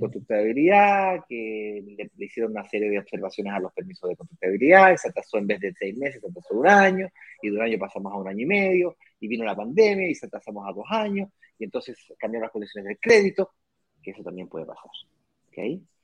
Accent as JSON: {"language": "Spanish", "country": "Chile", "moved": "yes", "said": "yo soy chileno"}